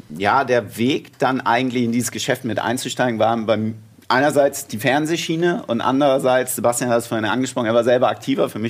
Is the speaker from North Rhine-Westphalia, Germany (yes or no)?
no; Hamburg, Germany; Also ich komme aus Hamburg, alles hinterm Elbtunnel ist Bayern.